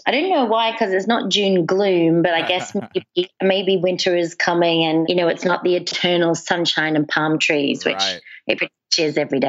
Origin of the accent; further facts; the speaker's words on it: Australia; also born or lived in England; now in United States; So I was born in England. Okay. I grew up in Australia, and I've been living in the States now for 12 years.